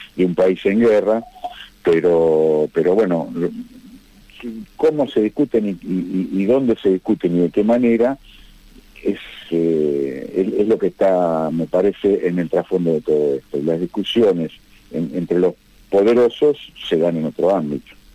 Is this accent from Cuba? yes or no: no; Argentina; como argentino